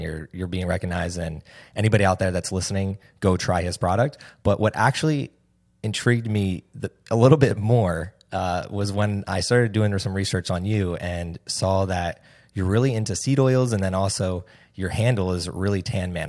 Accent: New Jersey, United States; also born or lived in Hoboken, New Jersey; I'm from New Jersey.

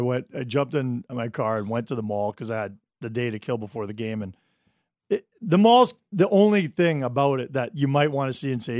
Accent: Mississauga, Ontario, Canada; moved away as an adult; I grew up in Mississauga.

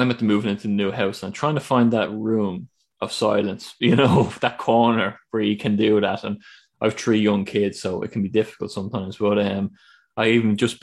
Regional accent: Ireland; I'm from Ireland

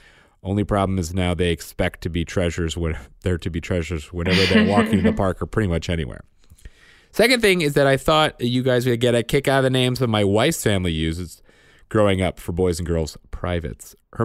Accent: Pennsylvania, United States; I'm from Southeast Pennsylvania, sort of in between Reading and Philly

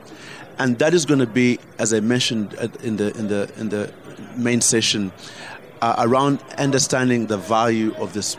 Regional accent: Uganda; moved away; I fought back as a Ugandan

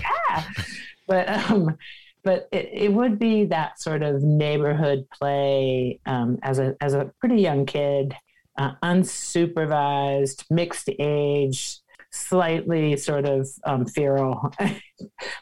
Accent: Washington, District of Columbia, United States; I grew up in Washington, D.C. In the 70s

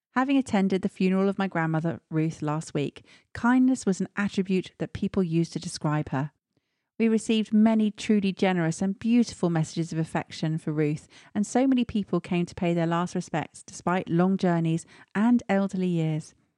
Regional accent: Stratford-upon-Avon, West Midlands, United Kingdom; moved away; my hometown of Stratford-on-Avon

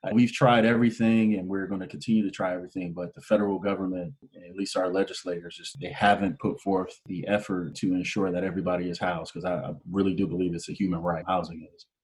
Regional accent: Canton, Ohio, United States; moved away as an adult; now in Michigan, United States; I'm originally from Canton, Ohio, which is the major kind of industrial hub here in the Midwest, and grew up there

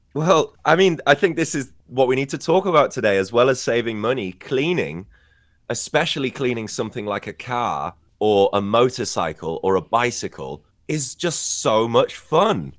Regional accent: Scarborough, Yorkshire and the Humber, United Kingdom; in my hometown we also have a special kind of boat race in hmm. Scarborough in in the northeast

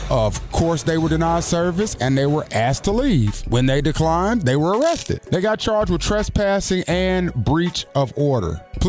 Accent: Greensboro, North Carolina, United States; I grew up in Greensboro, North Carolina, Cumberland Courts to be exact, which was a rock's throw away from the illustrious North Carolina A&T State University

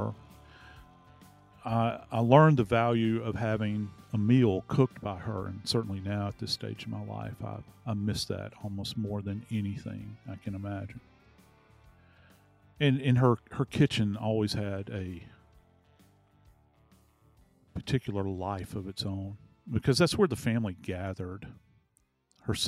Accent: New Orleans, Louisiana, United States; moved away; my hometown of New Orleans, Louisiana

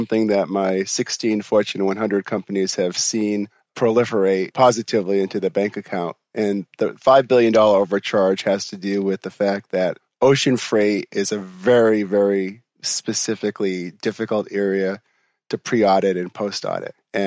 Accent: Boston, Massachusetts, United States; moved away as an adult; also born or lived in Providence, Rhode Island / Taiwan / Hong Kong; Well, I'm a Boston boy.

